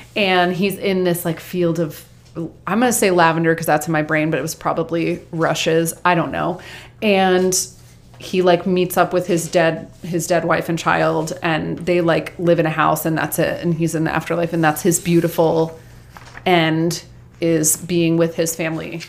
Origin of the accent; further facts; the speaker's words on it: Georgia, United States; I grew up in Georgia